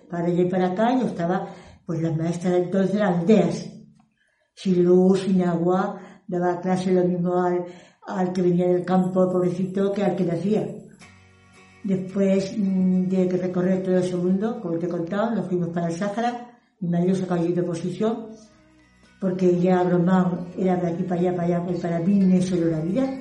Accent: Almadén, Castilla-La Mancha, Spain; also born or lived in Ciudad Real; now in Ciudad Rodrigo, Spain; Soy de, no soy de aquí, soy de Almadén, la provincia de Ciudad Real.

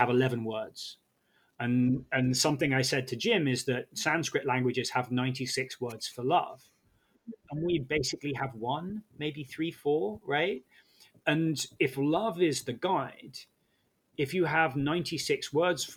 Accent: United Kingdom; I'm British

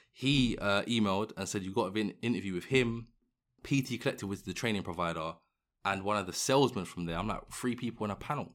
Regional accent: London, United Kingdom; I'm obviously from London

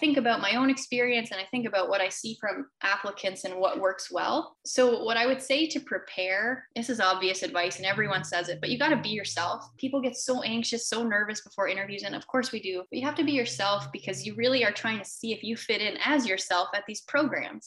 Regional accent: Canada; moved away as an adult; I'm a Canadian

